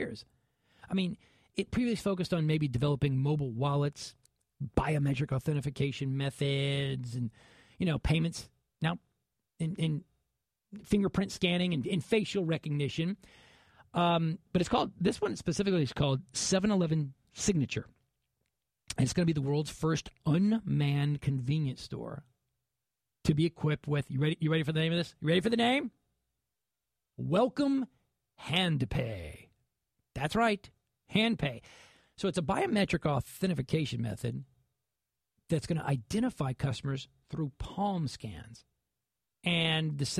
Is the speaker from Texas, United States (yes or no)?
yes; Dallas, Texas, United States; growing up in Dallas